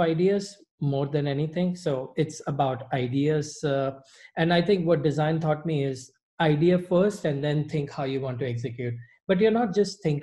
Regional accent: Mumbai, Maharashtra, India; moved away as an adult; also born or lived in Middle East / Dubai / Singapore / Savannah; I'm originally from Bombay, India. I was born and raised there.

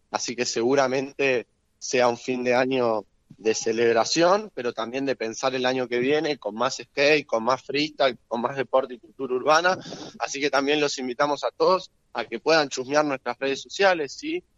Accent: Claypole, Buenos Aires Province, Argentina; yo soy vecino de Claypole

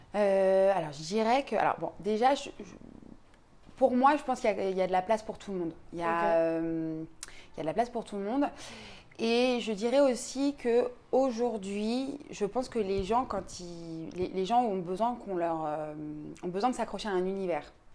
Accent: Paris, Île-de-France, France; je suis parisienne

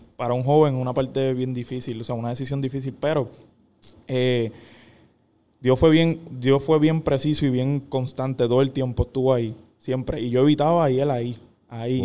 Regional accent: Caguas, Puerto Rico; Yo soy de Cagua, no tengo a nadie ahí.

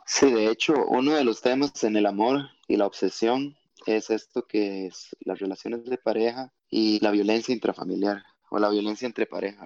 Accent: Costa Rica; nosotros siendo todos costarricenses

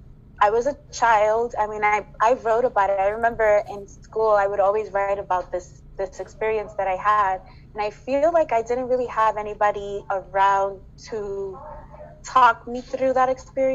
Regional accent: Dominican Republic; moved away; my home country of Dominican Republic

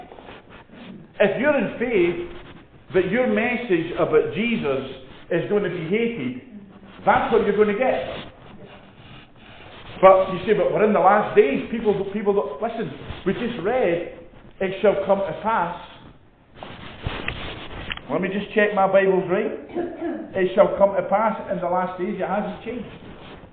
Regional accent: Edinburgh, Scotland, United Kingdom; I was born in Edinburgh, I'm from Edinburgh

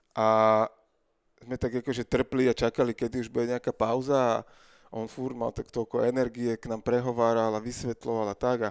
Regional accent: Bratislava, Bratislava Region, Slovakia; lebo sme z Bratislavy

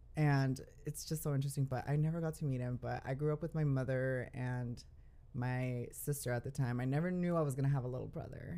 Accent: Dallas, Texas, United States; also born or lived in California / Guadalajara, Mexico (parents); I was born in California. Mm. I lived there up until I was seven years old, and then I moved to Dallas, Texas

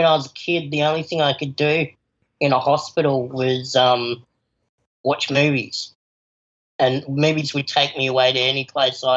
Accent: Adelaide, South Australia, Australia; also born or lived in Palo Alto, California; I'm an Adelaide born and bred

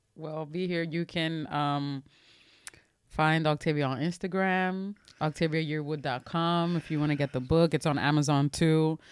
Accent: New York City, New York, United States; I'm from the Bronx in Washington Heights

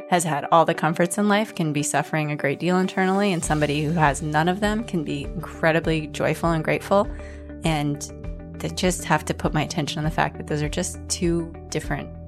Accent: Denver, Colorado, United States; now in Berkeley, United States; Denver, Colorado.

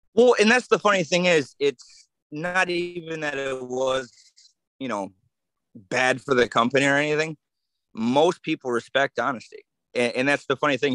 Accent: Saginaw, Michigan, United States; I grew up in Saginaw

